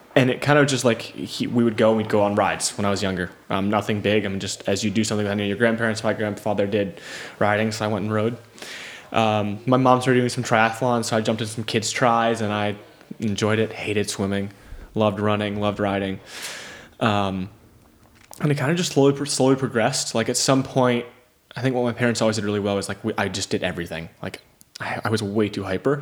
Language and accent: English; Michigan, United States; also born or lived in Memphis, Tennessee; I'm a kid growing up in Michigan